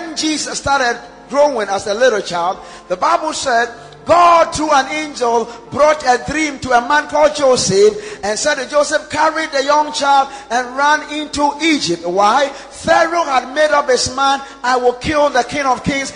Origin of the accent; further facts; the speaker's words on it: Ghana; we're Ghanaian